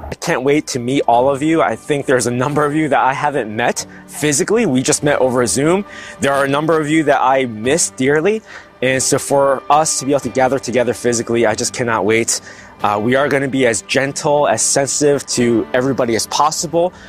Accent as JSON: {"language": "English", "country": "United States", "moved": "as an adult", "lives_now": "Toronto, Canada", "said": "we're actually from the States. We moved to Toronto"}